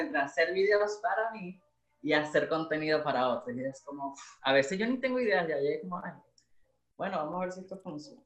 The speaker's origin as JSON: {"language": "Spanish", "town": "Maracaibo", "region": "Zulia", "country": "Venezuela", "moved": "as an adult", "lives_now": "Santiago, Chile", "said": "yo soy maracucho"}